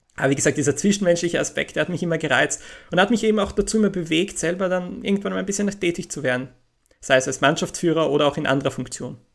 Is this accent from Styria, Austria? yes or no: yes; Graz, Styria, Austria; moved away as an adult; also born or lived in England; in meiner Heimatstadt Graz